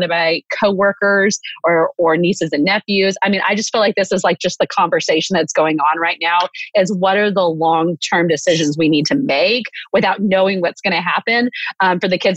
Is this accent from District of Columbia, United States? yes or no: no; Waco, Texas, United States; I'm from Waco